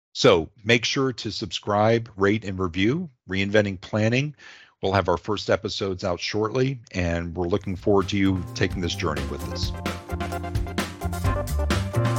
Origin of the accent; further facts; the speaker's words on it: D.C., District of Columbia, United States; also born or lived in Alabama / the South; I was born in Alabama, but grew up outside of Washington, D C